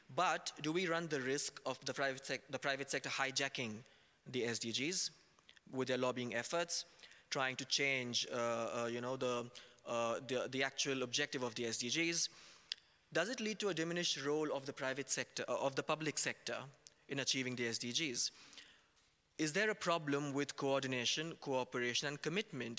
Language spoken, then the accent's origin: English; India; moved away; I was raised in India, I studied over there